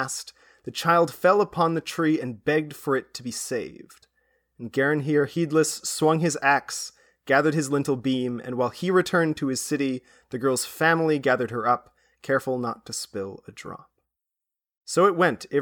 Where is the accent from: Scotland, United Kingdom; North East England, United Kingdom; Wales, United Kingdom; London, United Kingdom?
Wales, United Kingdom; moved away; I come from Wales. It's like I have some family there still